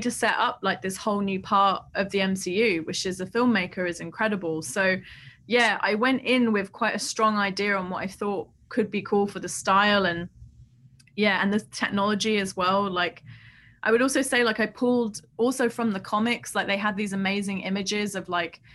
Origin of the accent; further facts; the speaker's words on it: London, United Kingdom; I grew up in Southeast London